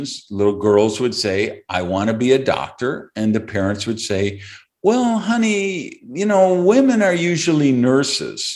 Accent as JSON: {"language": "English", "town": "Madison", "region": "Wisconsin", "country": "United States", "tie": "born or raised there", "said": "growing up in Madison, Wisconsin, which is where I grew up"}